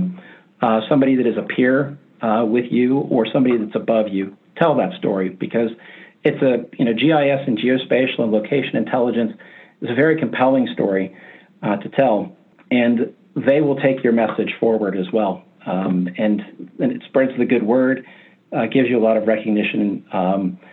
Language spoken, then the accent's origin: English; Appalachia, United States; I grew up in Appalachia